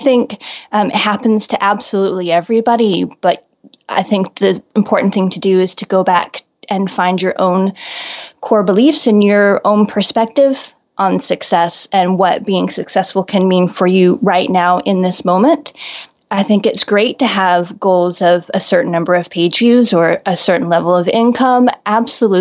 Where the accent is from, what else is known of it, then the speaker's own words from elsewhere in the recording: United States; accent: American; moved away as an adult; also born or lived in Honolulu, Hawaii / Taiwan; now in Glasgow, United Kingdom; I'm American